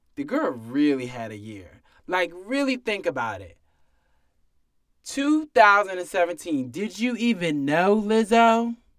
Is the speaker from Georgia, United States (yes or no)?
no; North Carolina, United States; I'm from North Carolina